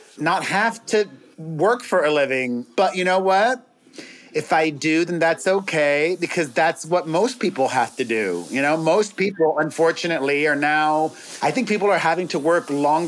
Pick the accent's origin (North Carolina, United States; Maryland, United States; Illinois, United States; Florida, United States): Florida, United States; Miami; now in Los Angeles, United States; We're from Miami originally